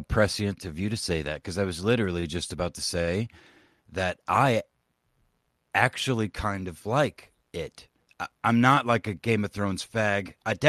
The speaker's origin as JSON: {"language": "English", "country": "United Kingdom"}